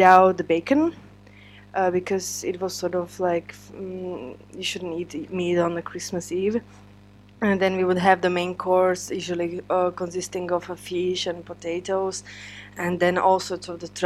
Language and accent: English; Spišská Nová Ves, Košice Region, Slovakia; now in Czech Republic; I'm actually from Spiska Nová Ves, which is eastern part of Slovakia.